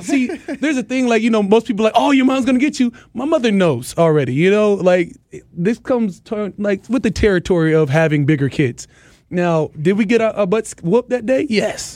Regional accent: Arizona, United States; moved away; also born or lived in Minnesota / California; I'm a West Coast kid, man. I'm from Arizona. I went to school in Cali.

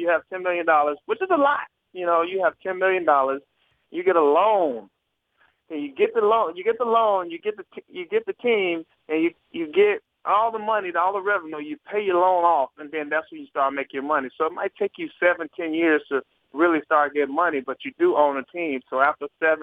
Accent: Pine Bluff, Arkansas, United States; I grew up a Cardinals fan in Arkansas, from Pine Bluff, Arkansas

